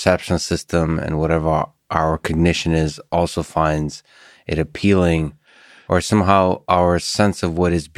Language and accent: English; Russia; Like, so I come from Russia